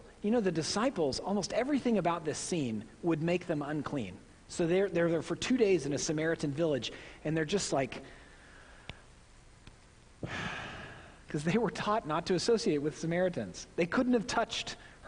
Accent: Midwest, United States; accent: Midwestern; my Midwestern accent

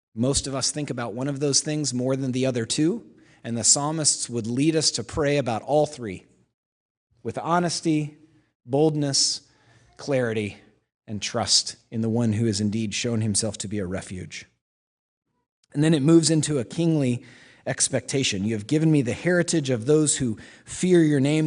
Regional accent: Oklahoma, United States; moved away; I'm from Oklahoma. When I was in fifth grade, I was in the musical Oklahoma

